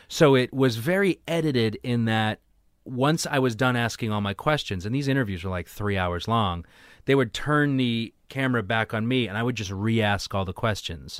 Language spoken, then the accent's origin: English; Weymouth, Massachusetts, United States; I grew up in Weymouth